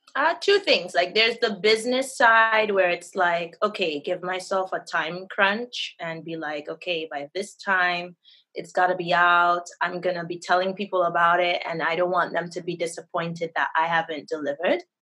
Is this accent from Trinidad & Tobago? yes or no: yes; Trinidad & Tobago; now in Florida, United States; right now I'm in Florida. Oh, I'm originally from Trinidad and Tobago.